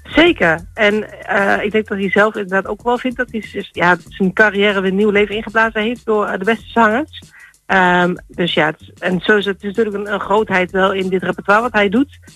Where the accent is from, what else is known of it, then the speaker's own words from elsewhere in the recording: Turkey; accent: Turkish; mijn Turkse tongval